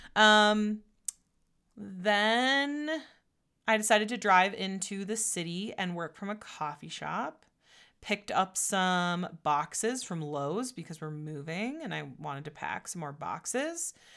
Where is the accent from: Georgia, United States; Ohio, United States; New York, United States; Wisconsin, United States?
Wisconsin, United States; Door County; also born or lived in Menomonie, Wisconsin; I grew up in Door County, Wisconsin